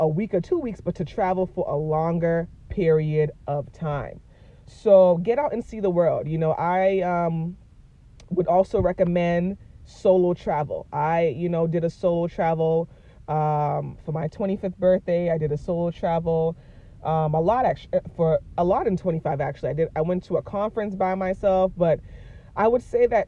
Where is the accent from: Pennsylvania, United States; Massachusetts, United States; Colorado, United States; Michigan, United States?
Massachusetts, United States; Boston; moved away as an adult; born and raised in Boston, but I grew up in the hood, man.